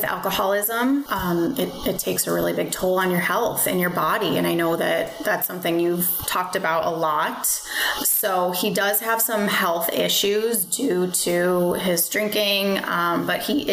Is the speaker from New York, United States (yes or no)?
no; Chicago suburbs, Illinois, United States; moved away as an adult; now in Florida, United States; I'm from Chicago suburbs, little town called Grace Lake. I moved to Florida